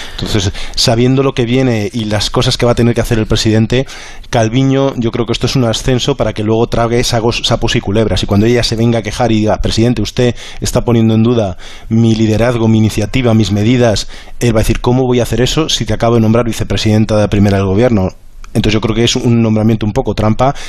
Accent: Spain; now in Brussels, Belgium; cómo somos los españoles

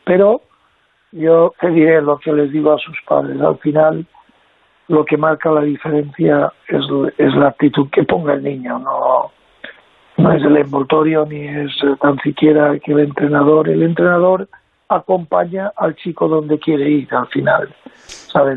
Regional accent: Mallorca, Balearic Islands, Spain; yo me siento español, y me siento de Baleares, de Mallorca

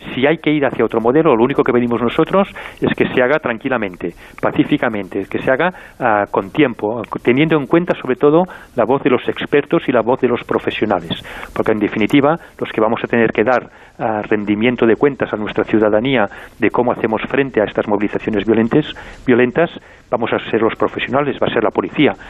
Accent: Catalonia, Spain

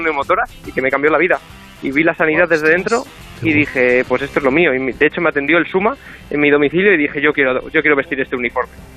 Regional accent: Madrid, Community of Madrid, Spain; nací en Madrid por error, pero mis padres y abuelos son de Ponferrada

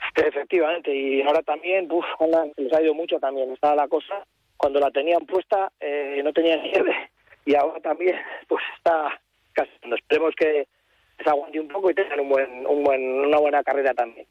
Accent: Bilbao, Basque Country, Spain; nosotros somos de Bilbao

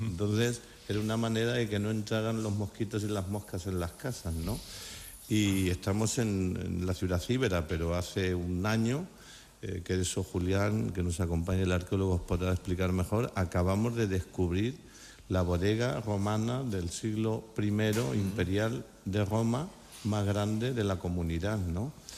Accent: Valdepeñas, Castilla-La Mancha, Spain; mi pueblo

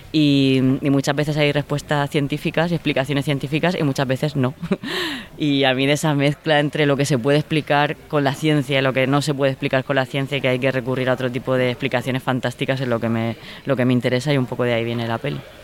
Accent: Orihuela, Valencian Community, Spain; moved away; mi pueblo, en Orihuela, en la Vega Baja del Segura

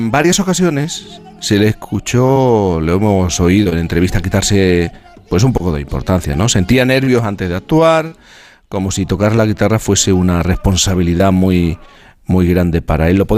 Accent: Jerez de la Frontera, Andalusia, Spain; yo que soy de Jerez

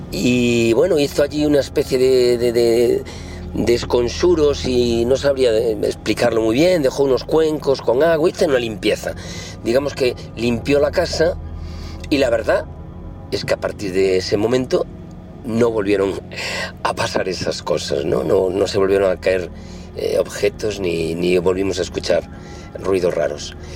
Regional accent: Galicia, Spain; pues como buen gallego, eu non creo las megas pero a las ainas, así que alguna he tenido.

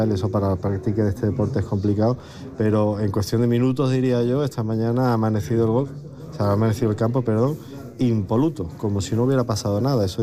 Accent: Málaga, Andalusia, Spain; lo digo siendo malagueño, que las mejores playas del mundo están en Cádiz.

